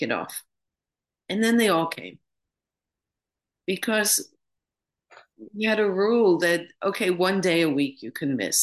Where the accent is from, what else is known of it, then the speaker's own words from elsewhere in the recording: New York, United States; moved away as an adult; now in London, United Kingdom; I'm from New York originally. I live in London now, but I used to live in New York